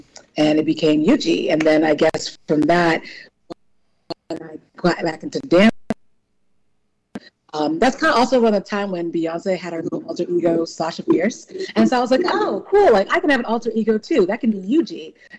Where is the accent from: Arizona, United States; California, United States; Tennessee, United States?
California, United States; born there; I'm Nigerian. I was born in California, but my parents are Nigerian.